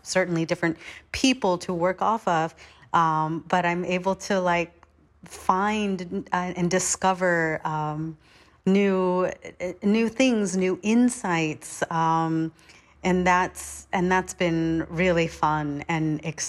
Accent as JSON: {"language": "English", "town": "Manhattan Beach", "region": "California", "country": "United States", "said": "I am from Manhattan Beach, California"}